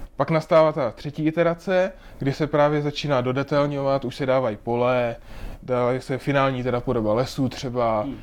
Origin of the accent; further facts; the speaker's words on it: Moravia, Czechia; moved away as an adult; now in Prague, Czech Republic; tak já jsem Moravák, tak já jsem Moravák